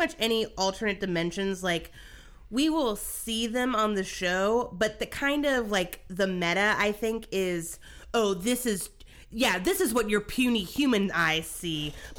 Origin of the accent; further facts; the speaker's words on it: Southern United States, United States; I'm a Southerner.